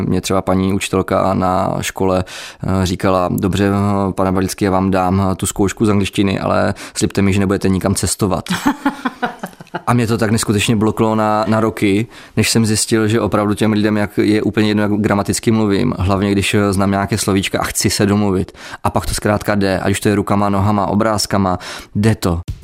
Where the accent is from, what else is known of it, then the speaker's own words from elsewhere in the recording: Czechia; jsem tady z České republiky jako záchranář